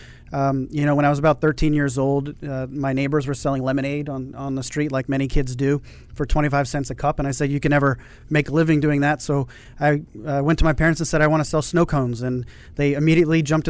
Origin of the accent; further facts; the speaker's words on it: Montgomery County, Maryland, United States; I actually grew up in the Maryland area in Montgomery County.